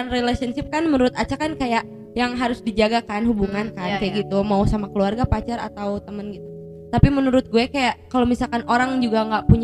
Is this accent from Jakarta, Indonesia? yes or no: no; West Java, Indonesia; pertama banget sih pasti emak sama bapak gue kan nyokap emak sama bokap gue ya emak bapak kan karena kita orang Sunda ya